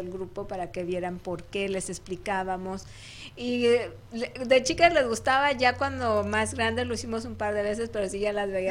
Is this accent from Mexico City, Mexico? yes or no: yes; Mexico City, Mexico; now in United States; Yo de la Ciudad de México, aunque ambos somos de México